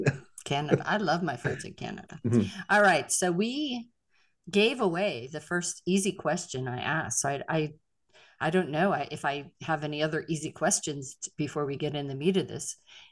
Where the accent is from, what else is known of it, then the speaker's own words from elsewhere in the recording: Pittsburgh, Pennsylvania, United States; moved away; I'm from Pittsburgh. Original Steel City.